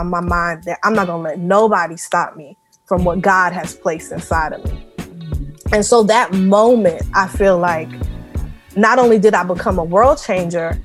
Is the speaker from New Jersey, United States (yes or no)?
no; New York City, New York, United States; I'm originally from Far Rockaway, Queens, New York.